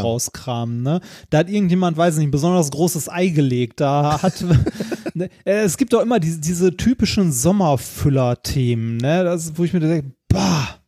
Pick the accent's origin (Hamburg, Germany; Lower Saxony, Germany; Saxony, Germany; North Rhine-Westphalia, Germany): North Rhine-Westphalia, Germany; Essen; nahe der Stadt Stadtteils, wo ich aufgewachsen bin, äh, und zwar an der Grenze zwischen Stadtmitte und Altendorf.